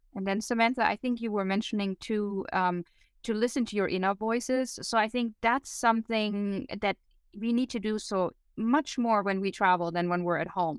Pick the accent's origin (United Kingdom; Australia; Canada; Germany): Germany; moved away; growing up in Germany